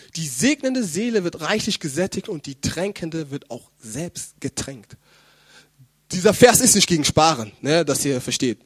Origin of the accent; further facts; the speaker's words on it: Germany; meine leiblichen Eltern, die ja auch in äh, Deutschland wohnen, dort wo ich herkomme